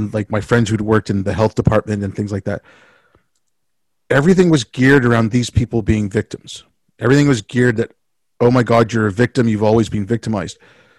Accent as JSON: {"language": "English", "country": "India", "tie": "born there", "said": "it's just because I was born in India and my family had been in India for a few generations"}